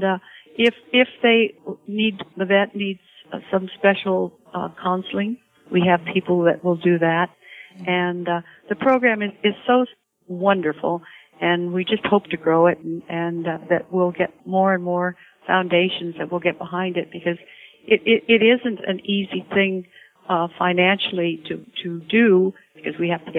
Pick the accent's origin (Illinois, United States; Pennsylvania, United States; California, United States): California, United States; Salinas; I was raised in Salinas